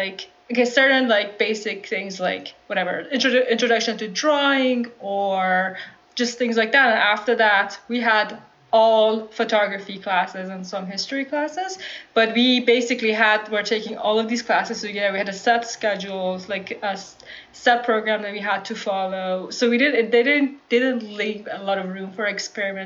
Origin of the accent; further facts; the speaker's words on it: Iran; moved away as an adult; now in Bay Area, United States; growing up in Iran